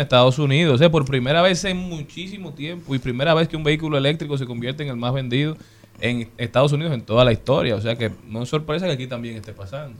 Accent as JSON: {"language": "Spanish", "country": "Dominican Republic", "said": "todos nosotros como dominicanos"}